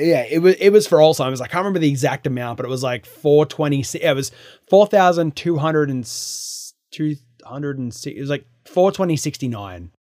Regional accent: New South Wales, Australia; now in United States; I am from Australia

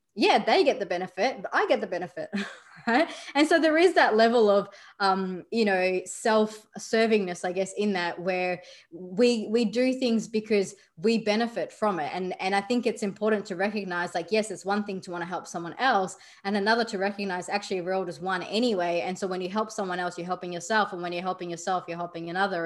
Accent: Australia; I grew up in Australia, yet my background is still Indian

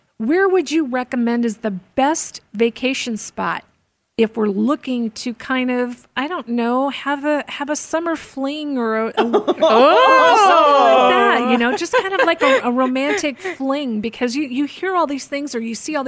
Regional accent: Southwest, United States; first language English; I grew up in the Southwest

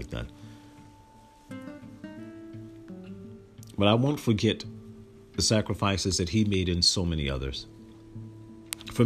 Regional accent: Newark, New Jersey, United States; also born or lived in Trenton, New Jersey / Irvington, New Jersey; I was born in 1973 in Trenton, New Jersey, and raised between Newark and Irvington, New Jersey.

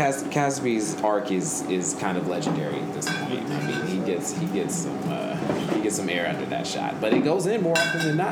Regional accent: Oakland, California, United States; I am from Oakland.

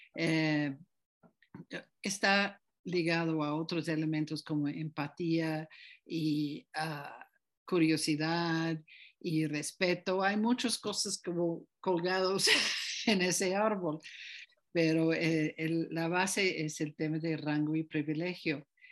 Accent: United States; now in Tepoztlán, Mexico; yo nací en Estados Unidos

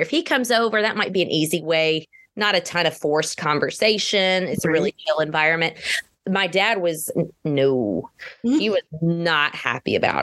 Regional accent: Georgia, United States; I am from Georgia.

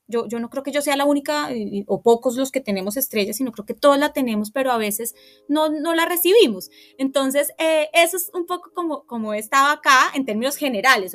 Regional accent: Bogotá, Colombia; Yo crecí en Guaymaral

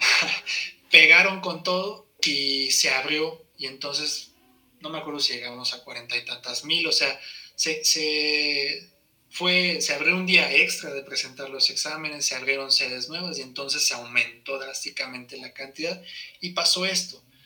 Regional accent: Saltillo, Coahuila, Mexico; moved away as an adult; now in Mexico City, Mexico; yo soy originario de Saltillo, Coahuila

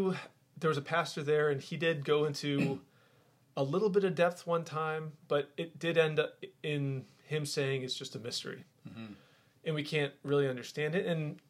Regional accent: Massachusetts, United States; I grew up in the Northeast, and culturally, you went to church on Christmas and then on Easter, and then maybe a few times during the year.

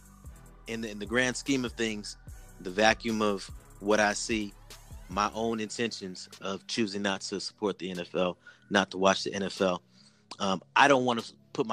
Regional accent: Sacramento, California, United States; I come from Sacramento

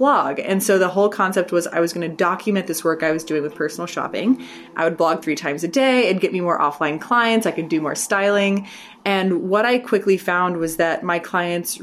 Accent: Texas, United States; from Texas

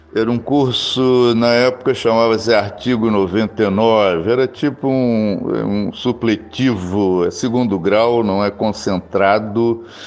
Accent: Rio de Janeiro, Brazil; also born or lived in Cuiabá, Mato Grosso; eu nasci em Cuiabá, Mato Grosso, é, no ano de 1951. Em 1953, meus pais se mudaram aqui para o Rio de Janeiro, onde eu moro, onde eu vivo desde então. Sempre morei aqui no Rio. Me considero quase um carioca.

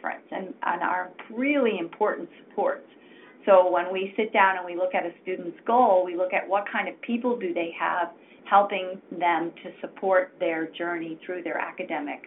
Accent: Maine, United States; moved away; I'm a Mainer, so delighted to have you on the call. I grew up in Maine myself and went to college in Maine

